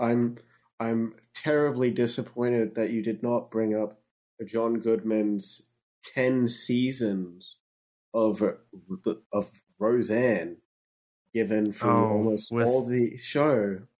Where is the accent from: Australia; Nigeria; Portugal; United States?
Australia; Yeah, I'm Australian. They basically speak in my language.